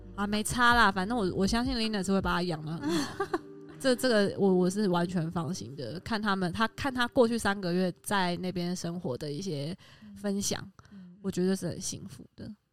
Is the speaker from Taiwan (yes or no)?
yes; Taiwan; 跟我都是台湾人